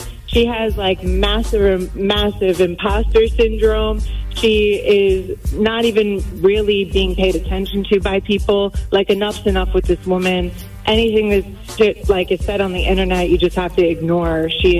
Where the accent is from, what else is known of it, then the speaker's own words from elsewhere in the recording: Long Island, New York, United States; So I was born and raised on Long Island, New York. I'm a Jewish woman, and I'm an attorney.